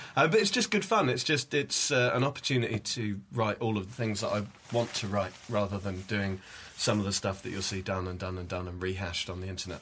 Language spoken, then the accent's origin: English; Essex, East of England, United Kingdom; I am from Essex